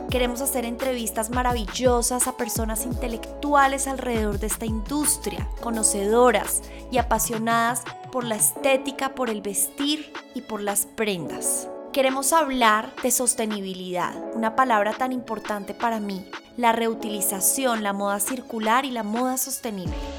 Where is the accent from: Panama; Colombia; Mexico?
Colombia; Bogotá; also born or lived in Shanghai / Paris; Nací en Bogotá y estudié en un colegio alemán